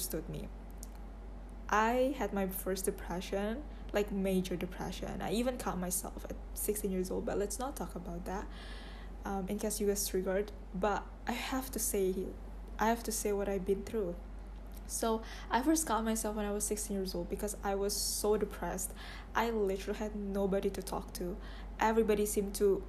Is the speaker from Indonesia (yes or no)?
yes; Indonesia; I'm 21 years old and I'm from Indonesia